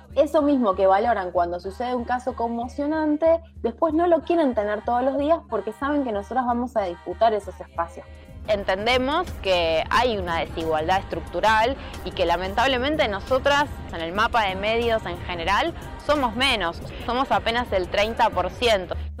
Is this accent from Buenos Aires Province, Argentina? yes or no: yes; Ramos Mejía, Buenos Aires Province, Argentina; estaba en el patio de mi casa en Ramos